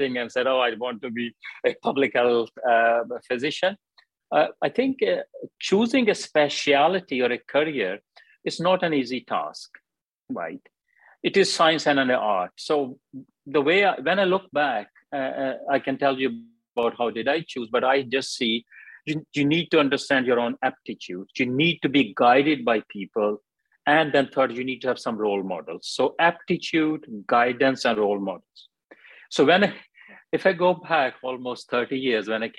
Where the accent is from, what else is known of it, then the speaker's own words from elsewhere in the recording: Pakistan; moved away as an adult; also born or lived in Glasgow, United Kingdom / Wales, United Kingdom; now in United Kingdom; I came from Pakistan, did my first degree